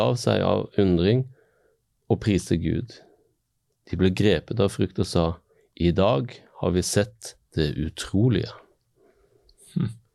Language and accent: Norwegian; Western Norway, Norway; jeg har vokst opp på Vestlandet